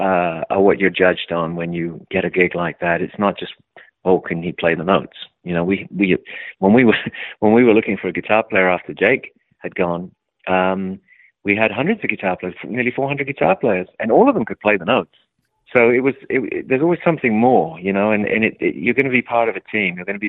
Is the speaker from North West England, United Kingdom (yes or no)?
no; London, United Kingdom; I came from London, which was a very small and very tight music community where everybody knew everybody.